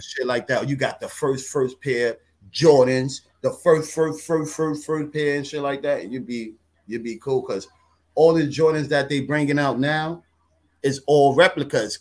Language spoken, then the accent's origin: English; New York, United States; I'm a New Yorker